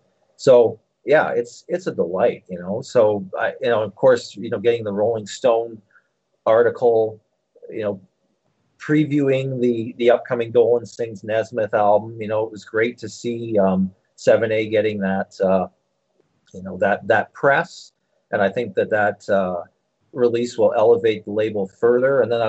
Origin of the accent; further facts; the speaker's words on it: Philadelphia, Pennsylvania, United States; born there; I was born in Philadelphia. When I was 15 years old, I returned to the city of my birth for my first … convention